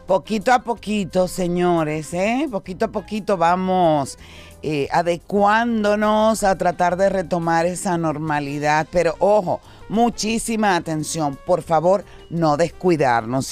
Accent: Dominican Republic; tú eres una muestra de lo que somos realmente los dominicanos

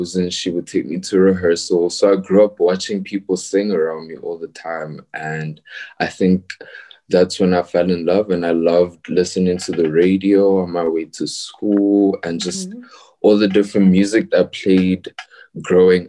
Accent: Pretoria, Gauteng, South Africa; I was born and raised in Pretoria, but I do frequent Joburg a lot

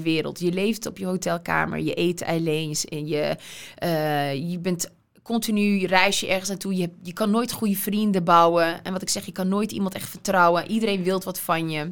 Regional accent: Veenendaal, Utrecht, Netherlands; ik kwam uit Veenendaal.

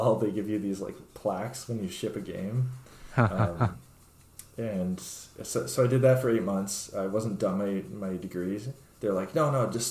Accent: Edmonton, Alberta, Canada; moved away; also born or lived in Vancouver; Like most kids growing up in Edmonton, I was a big fan of hockey and the Oilers at the time

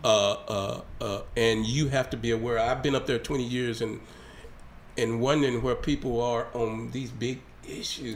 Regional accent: Hope, Arkansas, United States; my hometown down in down in Hope

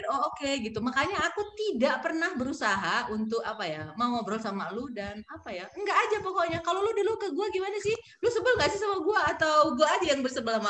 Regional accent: Pematang Siantar, North Sumatra, Indonesia; ketua kelasku waktu aku SMP di kota kelahiranku Pematang Siantar.

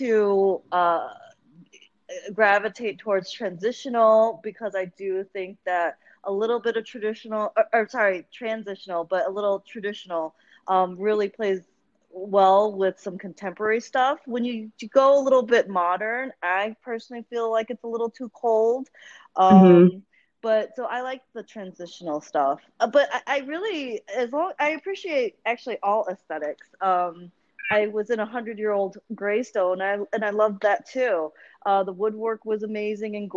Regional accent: Midwest, United States; also born or lived in Chicago; now in Hinsdale, United States; I'm born and raised in the Midwest.

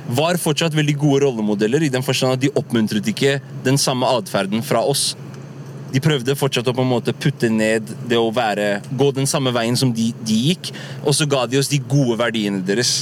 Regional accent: Oslo, Norway; also born or lived in United States; vi vokst opp på Furuset

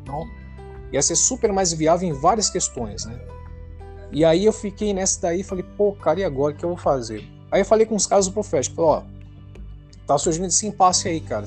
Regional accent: São Paulo, Brazil; sou, sou de São Paulo

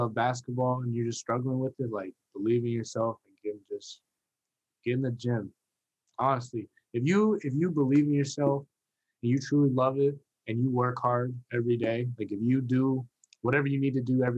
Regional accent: Virginia, United States; I'm born and raised in Virginia

